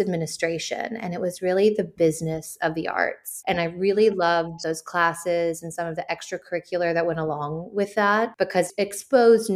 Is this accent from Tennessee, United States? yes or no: yes; Nashville, Tennessee, United States; moved away as an adult; also born or lived in Charlottesville, Virginia; I was raised in Nashville, Tennessee.